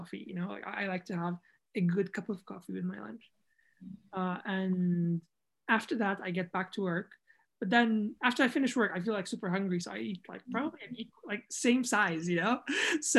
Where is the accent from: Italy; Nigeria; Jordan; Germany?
Jordan; moved away; also born or lived in United Kingdom / United States; I'm from Jordan